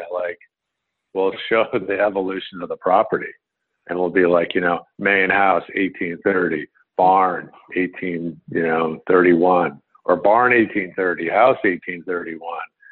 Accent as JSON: {"language": "English", "town": "Woodbury", "region": "Connecticut", "country": "United States", "tie": "born or raised there", "said": "I grew up in a small rural town in Connecticut. I grew up in Woodbury, Connecticut"}